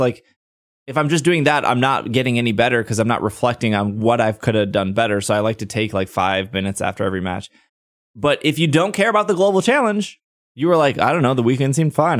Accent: United States; as an American

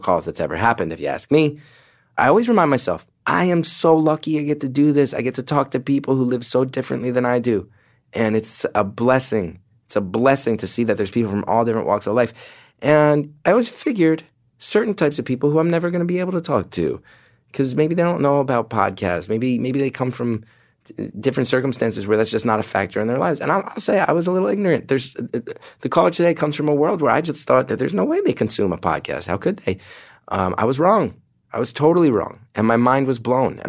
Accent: New Jersey, United States; Jersey, my hometown.

